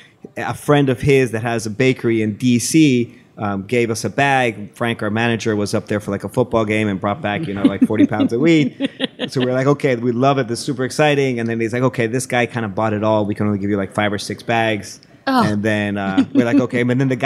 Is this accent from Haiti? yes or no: no; Mexico; So born and raised in Mexico. My mother's American. My dad is from Mexico.